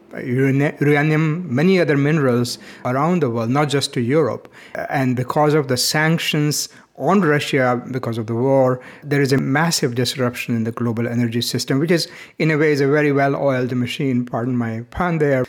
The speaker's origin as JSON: {"language": "English", "country": "India", "tie": "born or raised there", "moved": "yes", "said": "When I was growing up in India"}